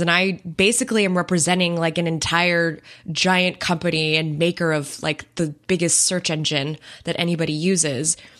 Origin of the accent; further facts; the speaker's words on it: United States; as an American citizen